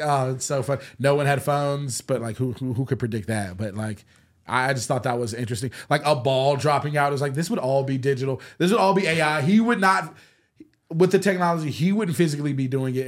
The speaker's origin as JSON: {"language": "English", "region": "the South", "country": "United States", "moved": "yes", "said": "I'm from the South"}